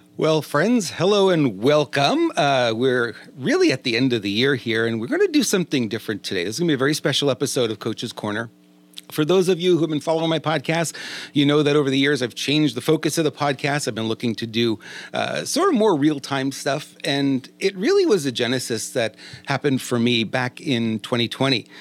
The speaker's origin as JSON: {"language": "English", "region": "New York", "country": "United States", "accent": "New York", "moved": "yes", "lives_now": "California, United States", "said": "We're both from New York"}